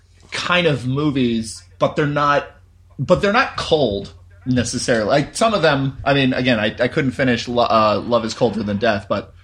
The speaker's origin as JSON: {"language": "English", "town": "Naperville", "region": "Illinois", "country": "United States", "tie": "born or raised there", "said": "Oh, awesome. Yeah, I grew up in Naperville."}